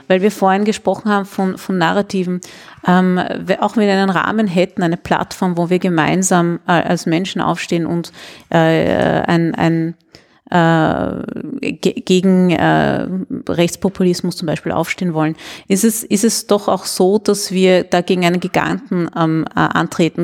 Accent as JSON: {"language": "German", "region": "Vienna", "country": "Austria", "said": "Und ich sage dann aus Wien"}